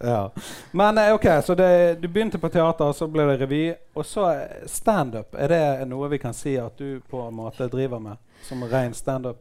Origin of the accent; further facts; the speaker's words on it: Bergen, Vestland, Norway; jeg kommer fra Fyllingsdalen